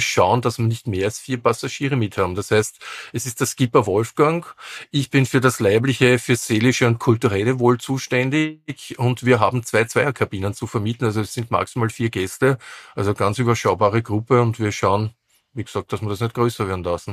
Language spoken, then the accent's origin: German; Vienna, Austria; Wien wird immer meine Heimatstadt sein